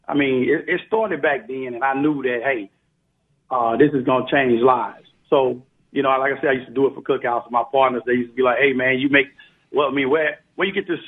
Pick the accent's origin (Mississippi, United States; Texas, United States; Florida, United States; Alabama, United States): Mississippi, United States; Biloxi; I'm from Biloxi, Mississippi